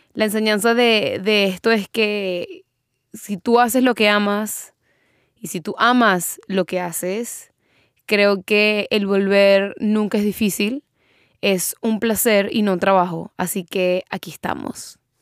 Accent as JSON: {"language": "Spanish", "country": "Venezuela", "tie": "born or raised there", "moved": "as an adult", "lives_now": "United States", "said": "yo me mudé de Venezuela, bueno, salí de Venezuela, me mudé para Estados Unidos"}